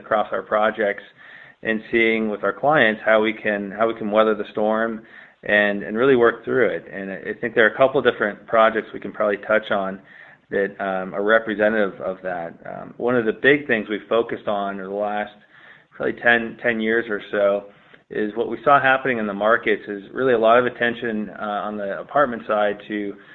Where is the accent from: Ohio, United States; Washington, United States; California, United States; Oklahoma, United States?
Washington, United States; Seattle; Both Gabe and I are actually born and raised in Seattle.